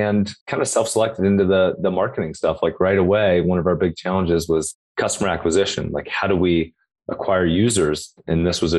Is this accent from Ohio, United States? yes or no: yes; Cincinnati, Ohio, United States; I'm from Cincinnati, Ohio